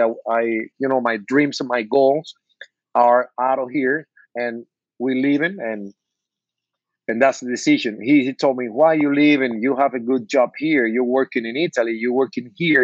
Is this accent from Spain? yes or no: no; Cuba; English is a second language; moved away as an adult; now in Miami, United States; I was born in Cuba, and I, I came to the state with with 42 years old, almost 20 years ago.